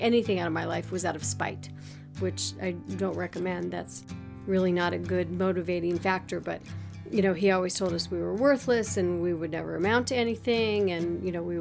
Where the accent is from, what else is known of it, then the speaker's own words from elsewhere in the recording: Littleton, Colorado, United States; A Colorado native. Doesn't happen very often. I grew up in Littleton, and actually, I guess it's called Greenwood Village now